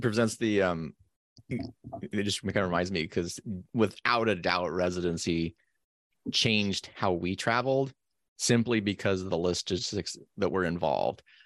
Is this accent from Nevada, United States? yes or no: yes; Carson City, Nevada, United States; I grew up in Carson City, Nevada